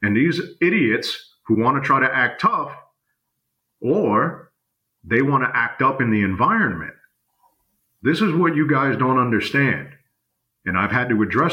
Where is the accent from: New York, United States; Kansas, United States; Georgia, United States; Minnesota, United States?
New York, United States; I come from New York. I come from the environment that they say, fuck the next man, I gotta eat